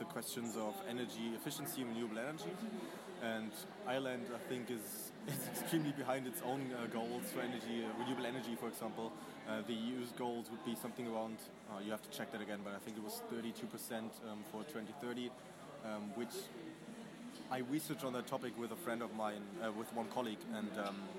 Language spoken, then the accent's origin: English; Germany; moved away; I'm from Germany.